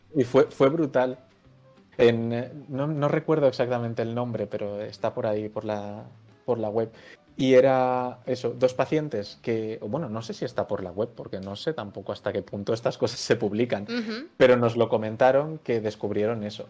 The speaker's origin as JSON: {"language": "Spanish", "town": "Valencia", "region": "Valencian Community", "country": "Spain", "moved": "as an adult", "lives_now": "Zaragoza, Spain", "said": "ahora mismo estoy viviendo en Zaragoza, pero soy de Valencia."}